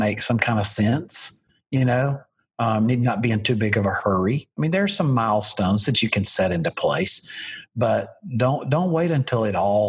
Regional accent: Alabama, United States; I'm from Alabama

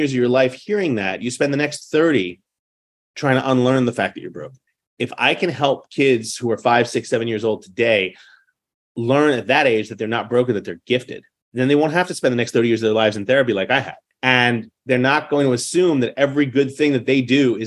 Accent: New York City, New York, United States; I grew up in New York City in the public school system in the 70s and 80s

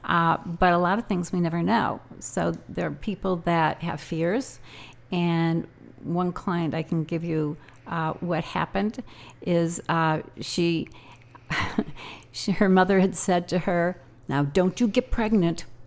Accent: Evanston, Illinois, United States; moved away as an adult; also born or lived in Ohio / New Jersey; I was raised in Evanston, Illinois

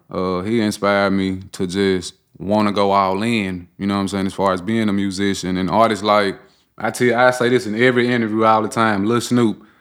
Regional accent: Memphis, Tennessee, United States; born and raised in South Memphis

